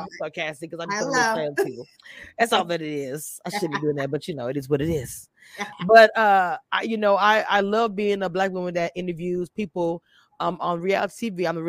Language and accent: English; Louisiana, United States; now in Texas, United States; I'm from Louisiana, baby.